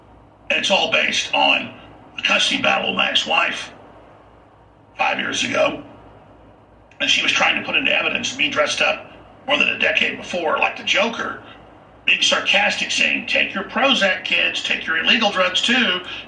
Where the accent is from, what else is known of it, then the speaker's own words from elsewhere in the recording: United States; And I am an American